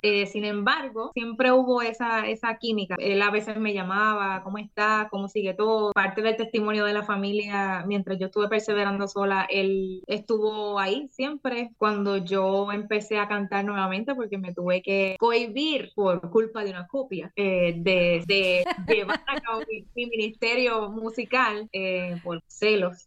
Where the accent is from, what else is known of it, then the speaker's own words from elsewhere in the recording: Puerto Rico; de Puerto Rico para el mundo.